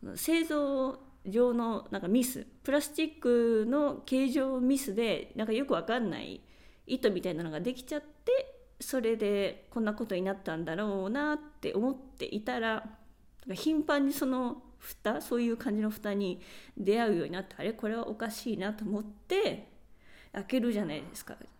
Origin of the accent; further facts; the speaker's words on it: Japan; first language Japanese; moved away as an adult; now in Spain; 私は日本で育ってきて